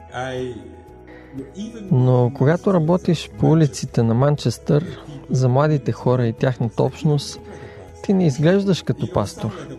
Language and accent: Bulgarian; Jamaica; now in England; Израснах във ферма в Ямайка